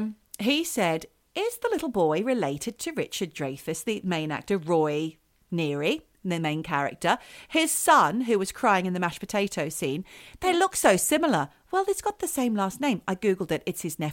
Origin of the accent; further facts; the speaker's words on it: Australia; But I feel like we're allowed because we are fucking Australian.